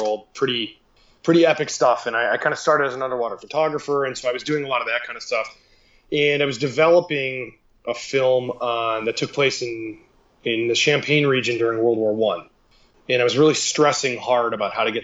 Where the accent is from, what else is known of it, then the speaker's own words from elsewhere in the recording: Cleveland, Ohio, United States; moved away; also born or lived in Southern California; I'm from Cleveland, Ohio